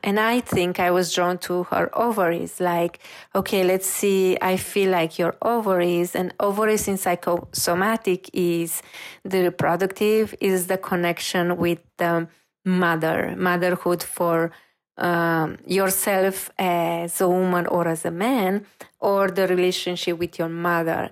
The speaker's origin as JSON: {"language": "English", "country": "Romania", "also_born_or_lived": "Paris", "moved": "as an adult", "said": "I'm coming from Romania"}